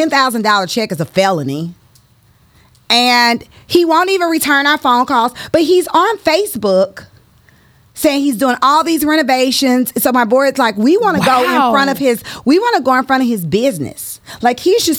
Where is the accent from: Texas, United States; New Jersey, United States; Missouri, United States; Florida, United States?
Missouri, United States; St. Louis; I'm from the West Side